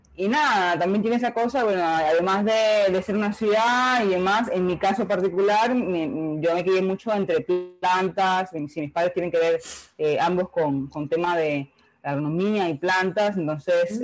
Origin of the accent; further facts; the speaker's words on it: Holguín, Cuba; accent: Holguín tonada; moved away as an adult; also born or lived in Havana, Cuba; now in Uruguay; yo soy cubana, cubana de pura cepa, de la, bella ciudad de Holguín, la ciudad de los parques es en el oriente del país y bueno, yo nací, me crié toda mi, mi, adolescencia, digamos, y mi juventud en, en Holguín